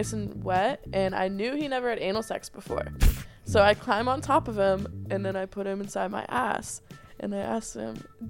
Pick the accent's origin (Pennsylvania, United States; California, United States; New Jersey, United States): Pennsylvania, United States; Pittsburgh; accent: Pennsylvania accent; I grew up in Pittsburgh, Pennsylvania.